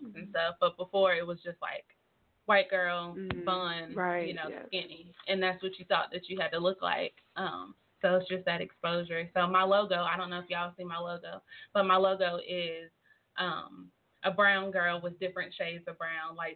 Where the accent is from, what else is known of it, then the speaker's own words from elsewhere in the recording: North Carolina, United States; moved away as an adult; now in Tulsa, United States; I'm not from Tulsa. I'm from North Carolina. So coming here, I was a new face.